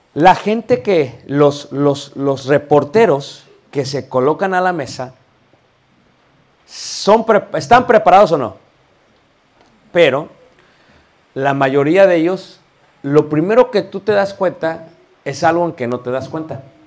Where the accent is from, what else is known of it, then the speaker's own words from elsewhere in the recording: Mexico; soy mexicano, me permito hablar de mi, país, México lindo y querido